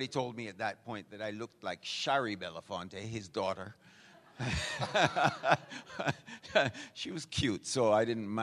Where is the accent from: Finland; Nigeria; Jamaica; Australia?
Jamaica; accent: Jamaican; moved away; also born or lived in Vancouver; what's that accent? And I go, Jamaican.